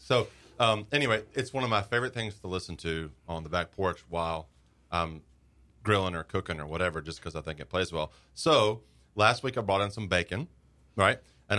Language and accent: English; Northeast Florida, United States; I grew up here in Northeast Florida, and we always had everything was pork. But although I did grow up on a cattle farm